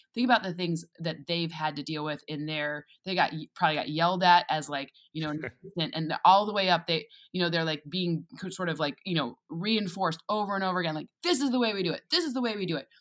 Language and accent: English; East Lansing, Michigan, United States; moved away as an adult; also born or lived in Boston; I'm from East Lansing, Michigan.